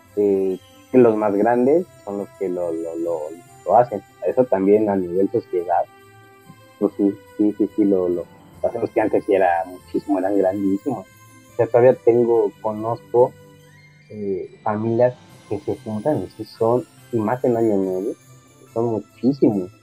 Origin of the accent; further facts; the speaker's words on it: Mexico; como mexicanos somos como familia muéganos